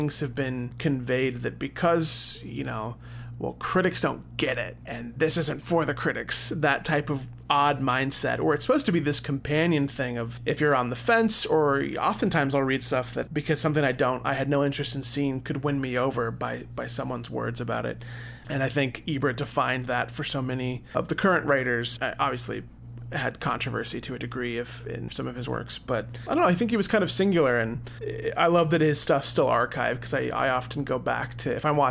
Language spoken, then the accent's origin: English; Oklahoma, United States; moved away; also born or lived in Chicago; growing up in Oklahoma